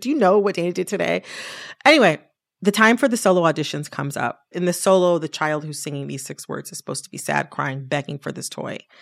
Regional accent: Detroit, Michigan, United States; moved away as an adult; also born or lived in Washington, D.C.; I'm from the Detroit area.

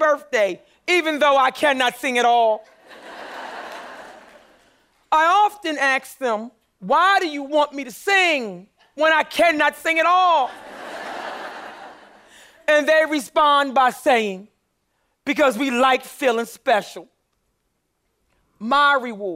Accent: Philadelphia, Pennsylvania, United States; I grew up poor in North Philadelphia too.

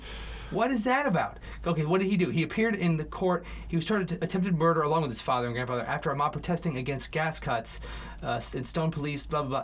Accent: England, United Kingdom; born there; moved away; I was born in England

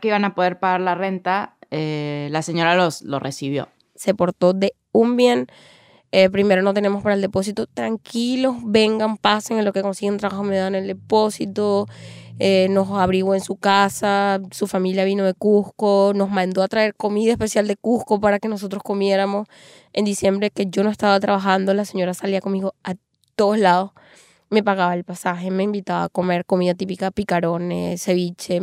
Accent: El Tigre, Anzoátegui, Venezuela; moved away as an adult; also born or lived in Panama; now in Peru; nací en El Tigre, estado en Suátegui

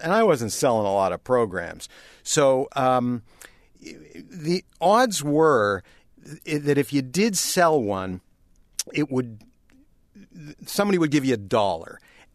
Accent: Toronto, Ontario, Canada; moved away as an adult; growing up in Canada

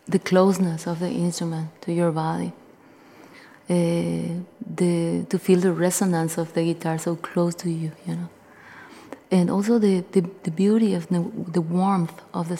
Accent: Paraguay; I am a guitarist from Paraguay

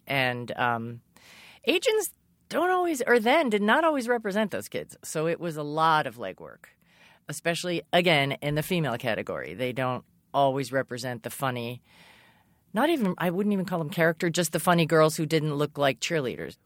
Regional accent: Massachusetts, United States; I grew up in Massachusetts.

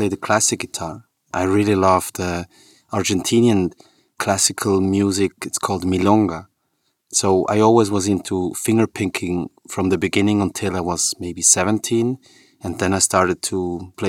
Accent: Switzerland; We were born and raised in Switzerland

